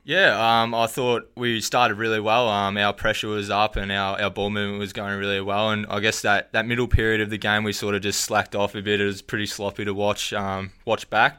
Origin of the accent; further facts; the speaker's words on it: Wensleydale, Victoria, Australia; moved away; also born or lived in Winchelsea; I'm from the country originally, so um, out near Geelong Way. It's a place called Wensleydale.